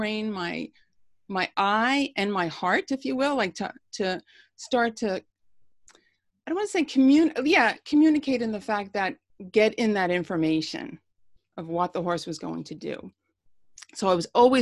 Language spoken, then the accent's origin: English; Long Island, New York, United States; also born or lived in Bronx, New York; I grew up on Long Island